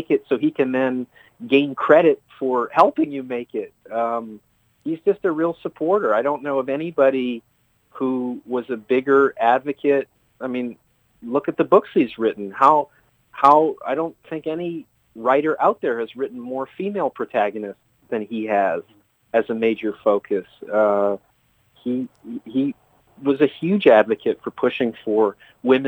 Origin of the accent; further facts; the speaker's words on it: Vancouver, British Columbia, Canada; moved away as an adult; now in New York, United States; where I grew up in Vancouver